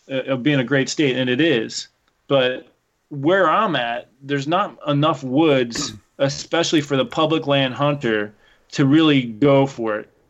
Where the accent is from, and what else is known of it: Pennsylvania, United States